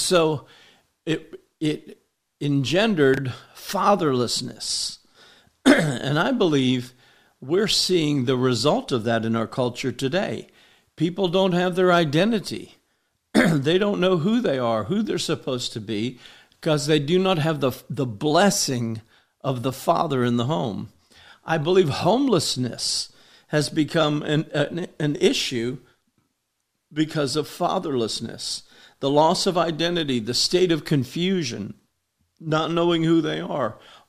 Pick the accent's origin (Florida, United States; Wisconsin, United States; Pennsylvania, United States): Florida, United States; Homestead; I grew up in Homestead, Florida. It was a very poor town, and the welfare system was alive and well in Homestead, Florida when we were growing up.